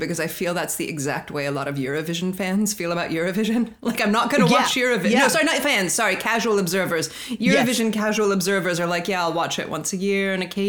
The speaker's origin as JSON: {"language": "English", "region": "Colorado", "country": "United States", "tie": "born or raised there", "said": "I grew up in Colorado, so country is part of my life."}